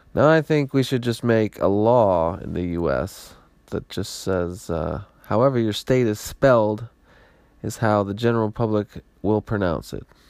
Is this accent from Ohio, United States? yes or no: yes; Ohio, United States; I'm from Ohio, and that's how we say it in Ohio